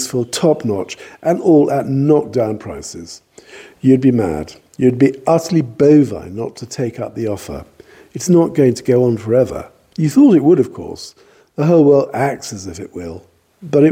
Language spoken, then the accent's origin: English; Cornwall, South West England, United Kingdom; I am Cornish